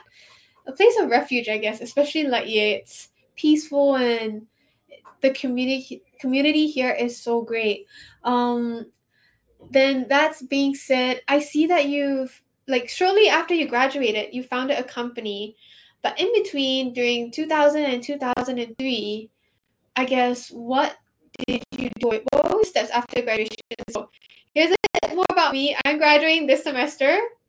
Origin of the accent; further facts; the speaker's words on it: Singapore; moved away as an adult; now in Hawaii, United States; I'm from Singapore.